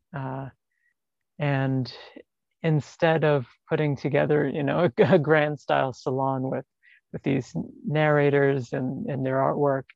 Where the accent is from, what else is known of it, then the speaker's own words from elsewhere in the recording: New York City, New York, United States; I'm an artist from New York City